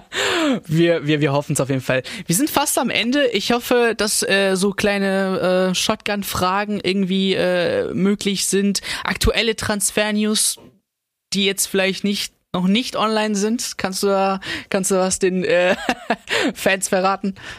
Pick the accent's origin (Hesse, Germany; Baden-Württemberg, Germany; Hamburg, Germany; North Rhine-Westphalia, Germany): Baden-Württemberg, Germany; Stuttgart; ich komme auch aus dem Süden Stuttgart